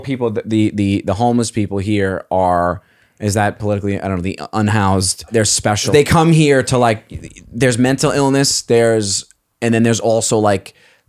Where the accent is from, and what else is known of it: Staten Island, New York, United States